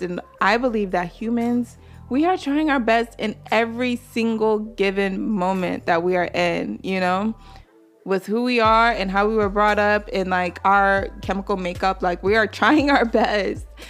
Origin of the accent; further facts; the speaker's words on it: North Carolina, United States; moved away as an adult; also born or lived in Nigeria (ancestry); now in Brooklyn, New York, United States; I'm Nigerian. I was raised in North Carolina, but I currently live in Brooklyn, New York